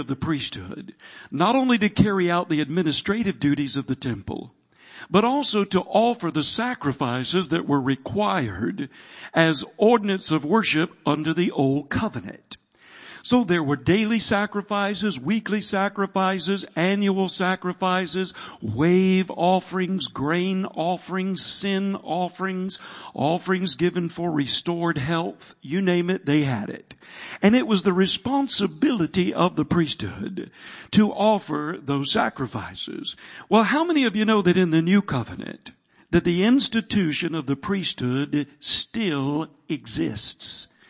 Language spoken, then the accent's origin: English; the South, United States; I'm from the South.